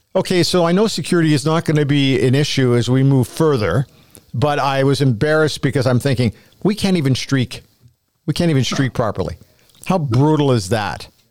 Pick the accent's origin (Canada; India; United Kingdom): Canada; I'm a Canadian